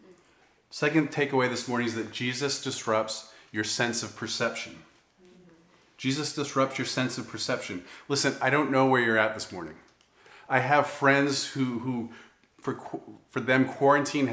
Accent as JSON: {"language": "English", "region": "New England", "country": "United States", "tie": "born or raised there", "said": "I grew up in New England"}